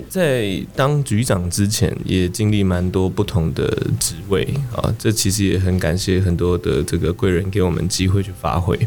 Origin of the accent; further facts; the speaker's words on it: Kaohsiung, Taiwan; 因为我从小就在高雄长大的